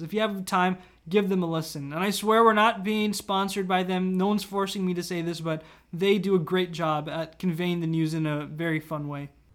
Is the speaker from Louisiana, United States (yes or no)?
no; Virginia, United States; I usually say Washington, D C, but technically I'm from Virginia